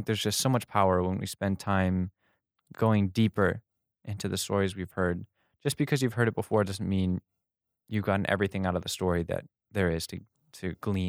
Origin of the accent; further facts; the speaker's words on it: New York, United States; We listened to this, you know, we're from New York, and some other people would come up to us